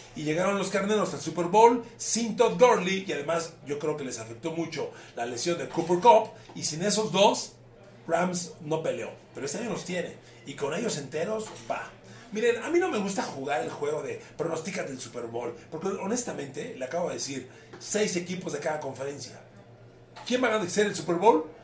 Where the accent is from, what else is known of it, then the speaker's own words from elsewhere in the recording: Ecatepec, State of Mexico, Mexico; como soy de Catepec, pues en mi colonia viento el barrio